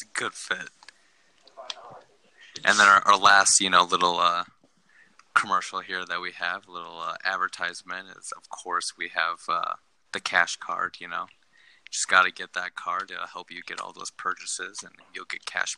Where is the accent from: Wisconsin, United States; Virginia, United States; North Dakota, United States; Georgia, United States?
Wisconsin, United States; I'm from Wisconsin